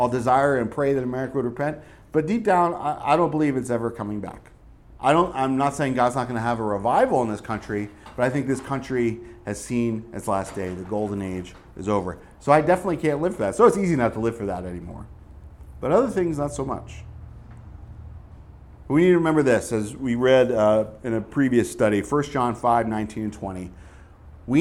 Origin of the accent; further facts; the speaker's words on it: Northeast, United States; moved away; growing up in the Northeast